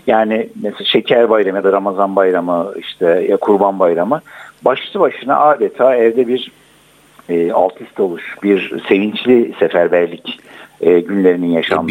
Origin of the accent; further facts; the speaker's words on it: Gaziantep, Turkey; Bizim Antep'te kocaman iki tane pasaj vardı o zaman